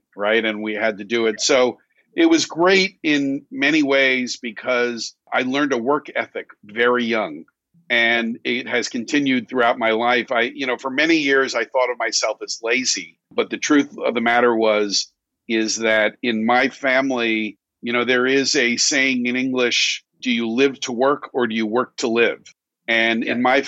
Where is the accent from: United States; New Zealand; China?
United States; also born or lived in New York City; I grew up 30 miles outside of New York City in a suburb